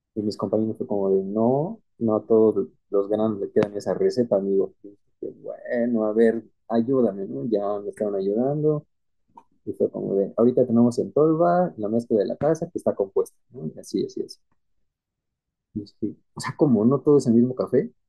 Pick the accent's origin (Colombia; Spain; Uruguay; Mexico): Mexico